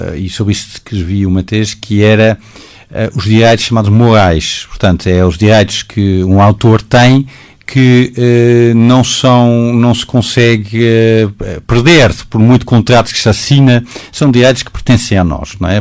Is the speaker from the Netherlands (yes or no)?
yes; Netherlands; Portuguese is a second language; moved away as an adult; now in Portugal; eu, sendo holandês